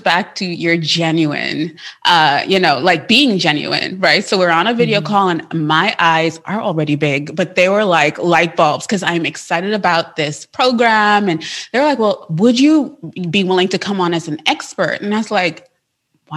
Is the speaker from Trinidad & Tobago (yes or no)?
yes; Trinidad & Tobago; now in United States; I'm from Trinidad. I was born there. And so because of that, I have an accent.